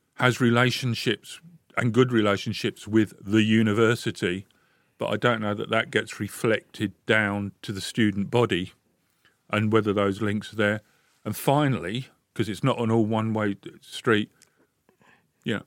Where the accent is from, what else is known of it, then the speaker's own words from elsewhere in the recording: London, United Kingdom; moved away as an adult; now in Bradford, United Kingdom; I came up here from London. I was born and bred in London.